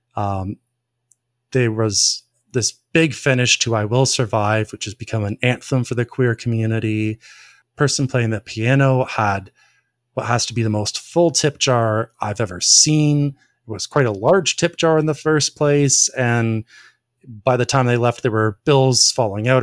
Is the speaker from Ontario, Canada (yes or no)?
yes; Ontario, Canada; I'm from Ontario.